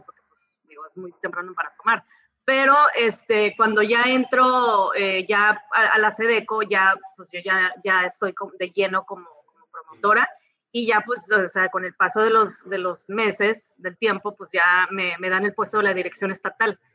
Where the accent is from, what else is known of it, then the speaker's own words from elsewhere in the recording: Mazatlán, Sinaloa, Mexico; moved away as an adult; now in San Diego, United States; crecí toda mi vida en Sinaloa